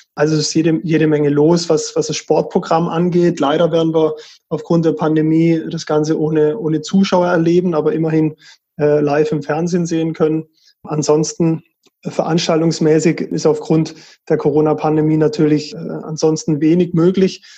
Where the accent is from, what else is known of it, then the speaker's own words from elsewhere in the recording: Titisee-Neustadt, Baden-Württemberg, Germany; ich bin in, in Tidisee aufgewachsen, das ist so mittendrin im mhm. Hochschwarzwald